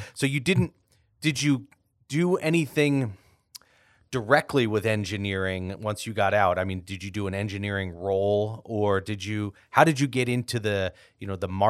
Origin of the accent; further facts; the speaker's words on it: Long Island, New York, United States; I grew up in Long Island